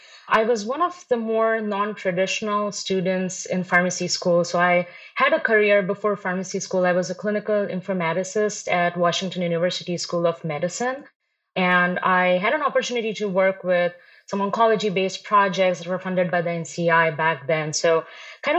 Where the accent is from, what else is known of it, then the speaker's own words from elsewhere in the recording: India; moved away as an adult; also born or lived in Chicago, United States; now in Rochester, United States; I was born in India. I was raised in India, moved here to the US in 2012 and have been in Chicago since then